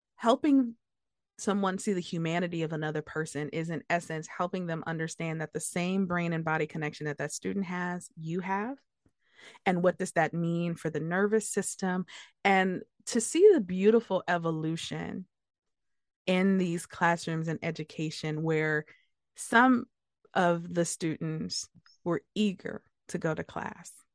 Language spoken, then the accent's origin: English; Detroit, Michigan, United States; growing up in Detroit